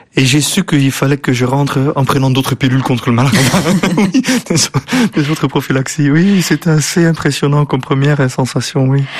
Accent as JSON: {"language": "French", "town": "Bruges", "region": "Flanders", "country": "Belgium", "tie": "born or raised there", "also_born_or_lived": "England / Netherlands", "accent": "West Flemish", "second_language": "French", "moved": "as an adult", "lives_now": "Brussels, Belgium", "said": "on vient de la même région, on vient de la Flandre occidentale avec cet accent euh, qui lui est là et moi aussi"}